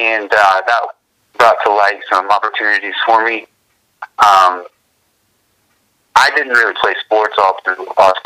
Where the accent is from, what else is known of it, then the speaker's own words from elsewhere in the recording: West Virginia, United States; now in Houston, United States; everybody knows that I'm from West Virginia